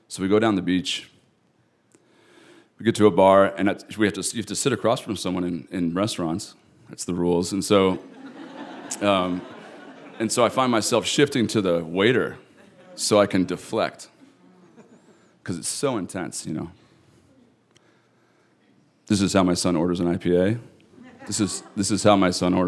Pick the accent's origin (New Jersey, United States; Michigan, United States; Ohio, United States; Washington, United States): Washington, United States; Eastern; I'm from Eastern Washington, I identify with it really strongly